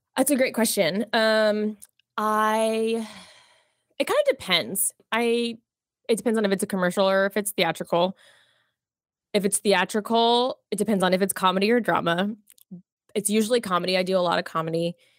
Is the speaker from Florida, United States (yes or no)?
yes; Jacksonville, Florida, United States; also born or lived in Miami, Florida; I was born in Miami, um, but I grew up mostly in Jacksonville, Florida, so border of Florida and Georgia